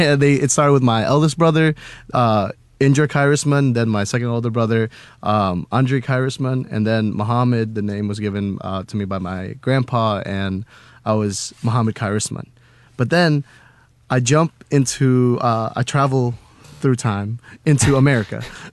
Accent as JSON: {"language": "English", "town": "Cimahi", "region": "West Java", "country": "Indonesia", "tie": "born there", "said": "Okay, so I was born in Indonesia, right? I was born in Cimahi, Indonesia, which is like a few hours away from Jakarta, the capital of Indonesia."}